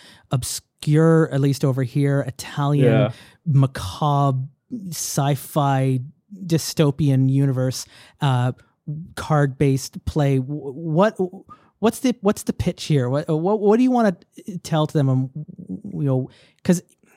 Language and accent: English; Canada; as a Canadian